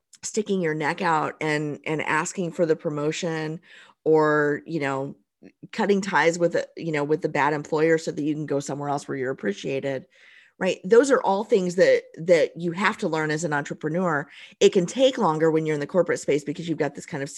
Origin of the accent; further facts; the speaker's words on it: Southern Indiana, United States; also born or lived in Tennessee; I grew up in Southern Indiana. I've lived in Indiana almost my whole life